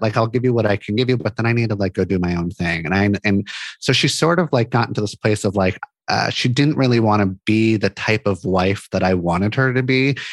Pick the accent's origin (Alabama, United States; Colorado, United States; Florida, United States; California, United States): California, United States; Santa Monica; moved away as an adult; now in Portland, United States; I grew up in Santa Monica, California